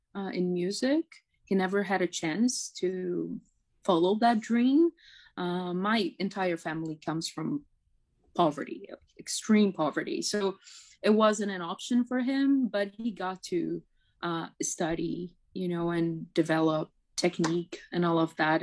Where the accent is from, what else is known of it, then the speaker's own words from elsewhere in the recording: São Paulo, Brazil; first language Portuguese; English is a second language; moved away as an adult; now in Toronto, Canada; I am from Sao Paulo.